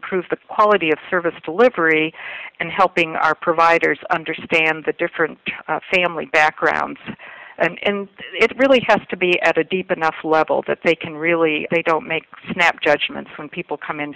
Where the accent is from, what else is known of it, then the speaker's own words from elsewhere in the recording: Illinois, United States; the state of Illinois, my home state